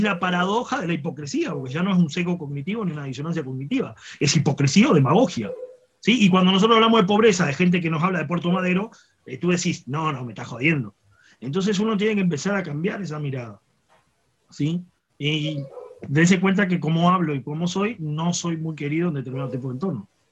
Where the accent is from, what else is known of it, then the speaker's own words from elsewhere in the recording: Uruguay; si bien soy uruguayo